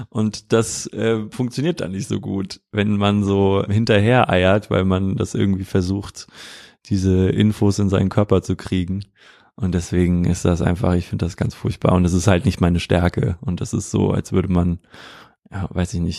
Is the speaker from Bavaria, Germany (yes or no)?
no; Wiesbaden, Hesse, Germany; kann ich mich eigentlich nur so daran erinnern, was ich so in meiner Jugend gemacht habe in Wiesbaden.